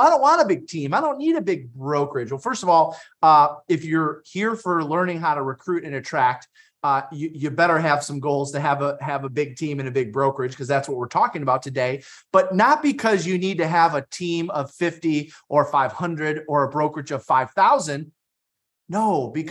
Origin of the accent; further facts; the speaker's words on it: Detroit, Michigan, United States; I'm from Detroit. We get picked on for everything